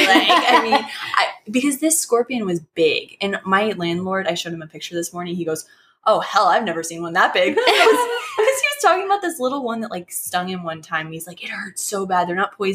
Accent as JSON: {"language": "English", "region": "Illinois", "country": "United States", "moved": "yes", "said": "I'm from Illinois"}